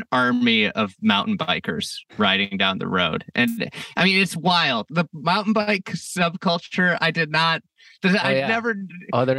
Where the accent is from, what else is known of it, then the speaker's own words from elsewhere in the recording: Midwest, United States; moved away as an adult; also born or lived in Chicago; we're both from the Midwest